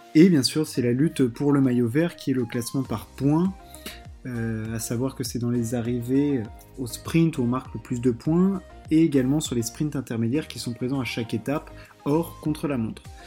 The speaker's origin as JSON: {"language": "French", "country": "France", "said": "on est français"}